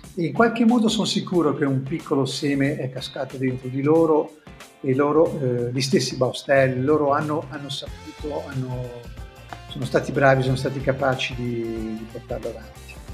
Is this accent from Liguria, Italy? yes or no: yes; Genoa, Liguria, Italy; accent: Genoese; in genovese perché il nostro dialetto